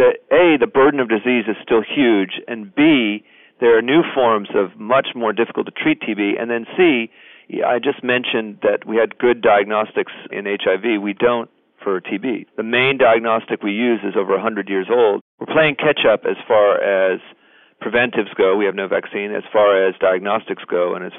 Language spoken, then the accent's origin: English; United States; I'm an American